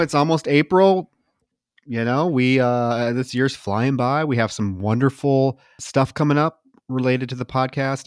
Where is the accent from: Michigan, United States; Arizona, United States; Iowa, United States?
Iowa, United States; moved away; also born or lived in Texas; I grew up in Iowa